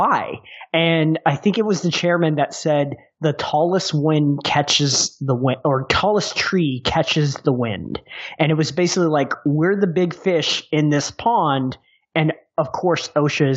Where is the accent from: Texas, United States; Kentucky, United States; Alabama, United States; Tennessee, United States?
Texas, United States; I'm from Texas